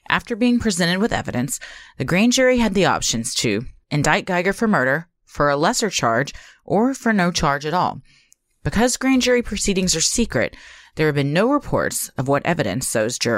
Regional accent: Mesquite, Texas, United States; Mesquite is my hometown.

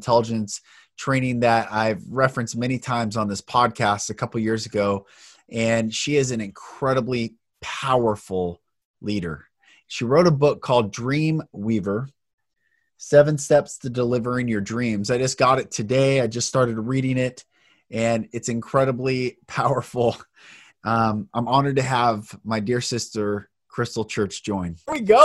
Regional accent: Bellevue, Washington, United States; I'm from Bellevue

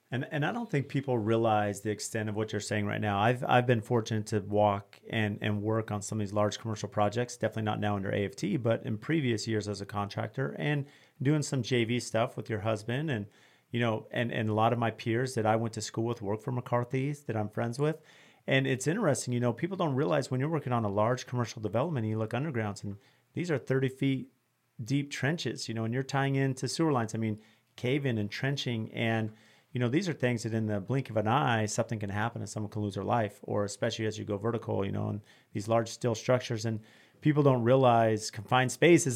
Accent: California, United States; I grew up working in California

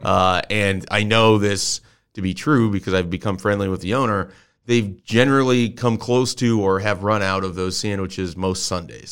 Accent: Columbus, Nebraska, United States; a place that I grew up in Columbus, Nebraska

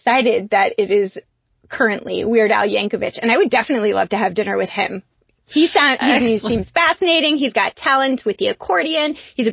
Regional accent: California, United States; now in New England, United States; I grew up in California

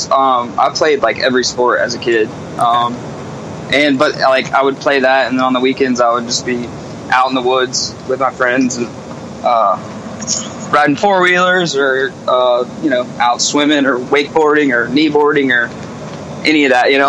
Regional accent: South Carolina, United States; Carolina is already kind of a forgotten state. Like everywhere we go, people think we're from North Carolina.

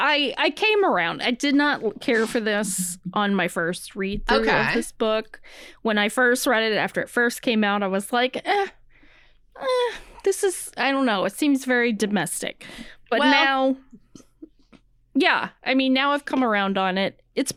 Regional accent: the South, United States; I'm a Southerner. We eat rice at every meal pretty much.

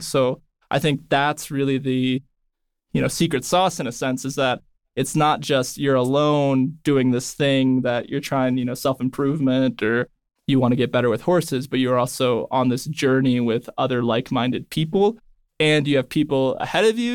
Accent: Northern California, United States; I grew up in Northern California

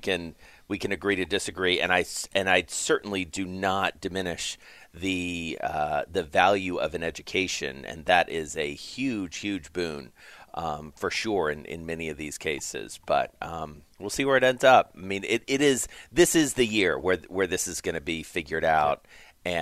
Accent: the South, United States; I come from the South

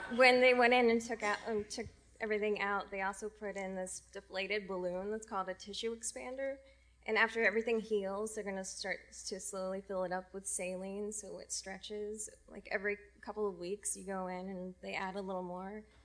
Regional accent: Indiana, United States; moved away as an adult; now in San Francisco, United States; I'm from Indiana originally.

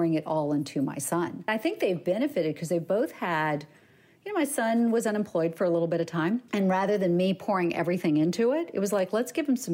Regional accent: the South, United States; I grew up in the South.

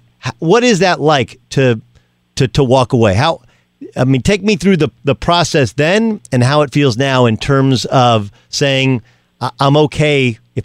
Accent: Southern California, United States; my childhood growing up in Southern California.

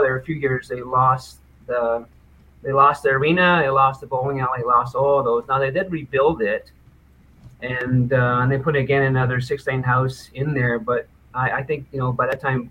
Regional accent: Newfoundland and Labrador, Canada; moved away; also born or lived in Nova Scotia; I'm a Newfoundlander.

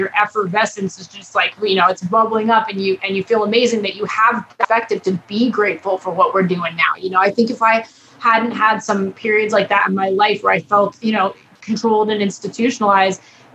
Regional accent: Long Island, New York, United States; I grew up in New York, on Long Island

